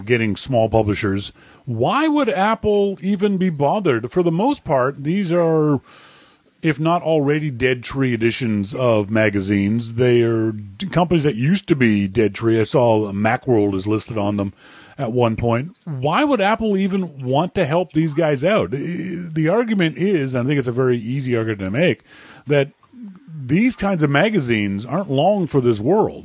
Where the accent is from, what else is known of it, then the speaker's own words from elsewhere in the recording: Canada; I'm Canadian.